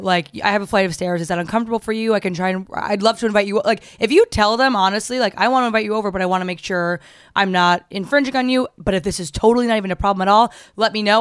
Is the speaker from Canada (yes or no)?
no; New Jersey, United States; I'm from New Jersey